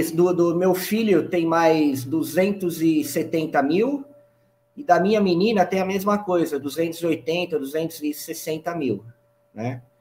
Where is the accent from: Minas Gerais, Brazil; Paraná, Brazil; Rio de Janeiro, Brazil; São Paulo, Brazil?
São Paulo, Brazil; sou de São Paulo, São Paulo capital.